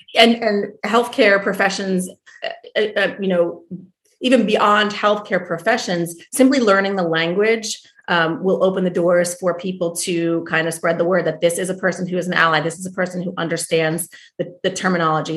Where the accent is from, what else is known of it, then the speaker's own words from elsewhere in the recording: New Jersey, United States; moved away as an adult; also born or lived in New York; I'm originally from New Jersey